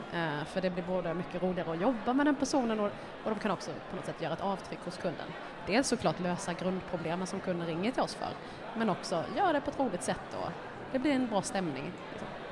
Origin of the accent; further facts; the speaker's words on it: Älmhult, Kronoberg County, Sweden; jag kommer från Älmhult då, jag har ju liksom ja. sprungit på Kampa, det gör alla